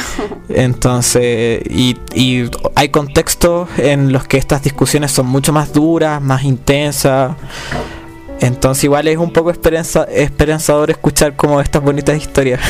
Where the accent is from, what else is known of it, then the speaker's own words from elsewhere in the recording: Calama, Antofagasta, Chile; also born or lived in Santiago; yo no soy de Santiago, yo, yo me fui un tiempo a ir a Santiago. Yo era, de Calama